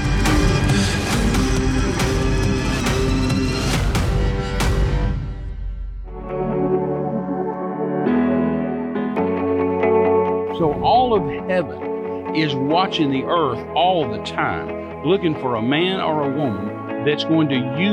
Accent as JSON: {"language": "English", "region": "West Texas", "country": "United States", "tie": "born or raised there", "said": "I was raised in West Texas back in the 50s and 60s"}